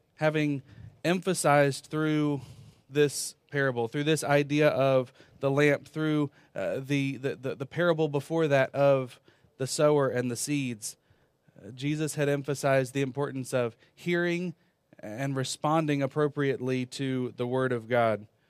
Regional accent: Virginia, United States; moved away as an adult; also born or lived in North Carolina; I was born in North Carolina, lived most of my life in Virginia

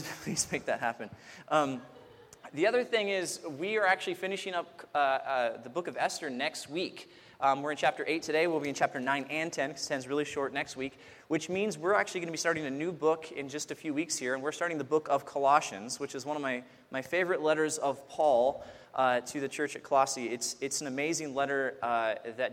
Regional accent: Crestline, California, United States; also born or lived in Lake Arrowhead, California; I grew up in Crestline and Lake Arrowhead primarily

